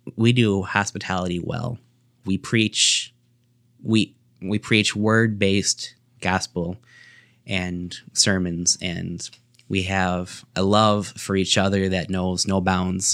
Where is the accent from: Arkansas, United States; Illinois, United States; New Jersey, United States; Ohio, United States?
Illinois, United States; Sterling; I was born here in Sterling, Illinois, C G H Medical Center